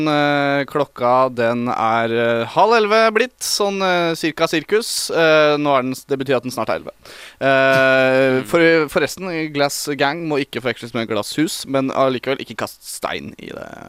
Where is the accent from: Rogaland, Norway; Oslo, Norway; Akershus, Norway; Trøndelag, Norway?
Akershus, Norway; Bærum; du driver og gjør narr av meg fordi jeg kommer fra Bærum.